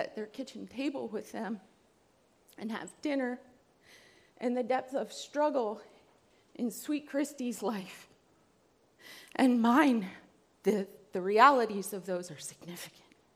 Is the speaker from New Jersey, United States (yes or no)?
yes; New Jersey, United States; I am from New Jersey